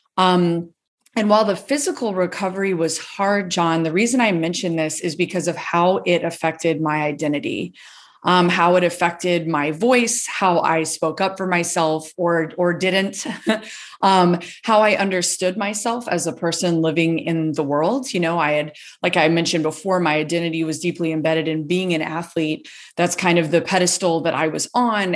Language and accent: English; Gainesville, Florida, United States; I grew up in Gainesville, Florida and where I'm currently living